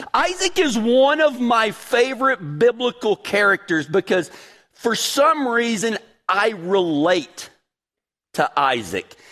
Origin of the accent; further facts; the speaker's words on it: Big Lake, Texas, United States; I'm from a really small town in West Texas, Big Lake, Texas